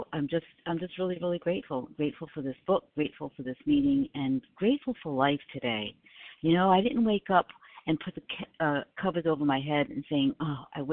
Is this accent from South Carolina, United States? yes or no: yes; South Carolina, United States; I am from South Carolina. I am living in South Carolina